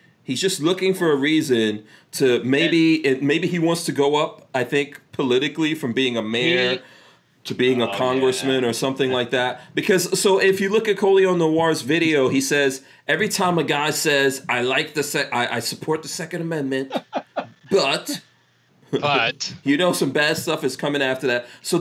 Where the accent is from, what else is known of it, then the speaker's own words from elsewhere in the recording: Nigeria; moved away; One of my friends I grew up with in Nigeria